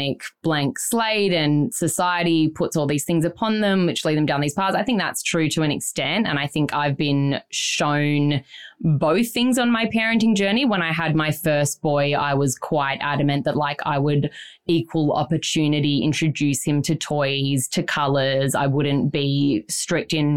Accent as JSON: {"language": "English", "town": "Byron Bay", "region": "New South Wales", "country": "Australia", "tie": "born or raised there", "said": "we grew up in Byron, Jackson"}